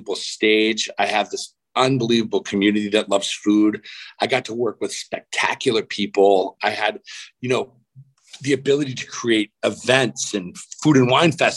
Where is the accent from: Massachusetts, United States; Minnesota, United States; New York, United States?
Massachusetts, United States; moved away as an adult; now in Phoenix, United States; I'm a New Englander. I grew up in Massachusetts, right in between the Cape and Boston.